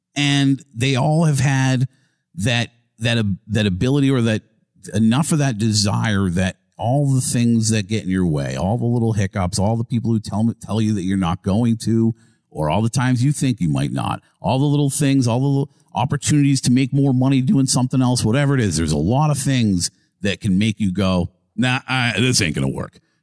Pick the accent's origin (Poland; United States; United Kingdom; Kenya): United States; Massachusetts; born or raised there; moved away as an adult; now in Tampa, United States